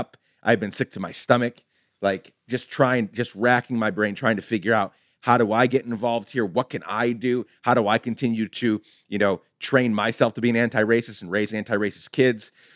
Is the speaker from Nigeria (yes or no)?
no; Guatemala; now in United States; being the son of a Guatemalan immigrant, growing up in Guatemala, coming here